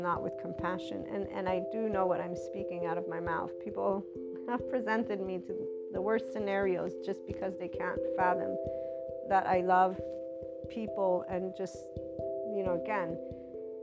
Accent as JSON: {"language": "English", "country": "United States", "said": "looked at me as an American Italian"}